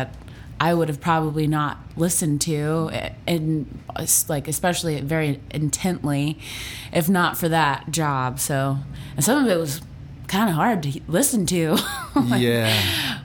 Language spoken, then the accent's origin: English; Fort Lauderdale, Florida, United States; moved away as an adult; also born or lived in Los Angeles, United States / Washington, D.C., United States; now in Nashville, United States; I grew up in Fort Lauderdale, but I moved from there when I was 18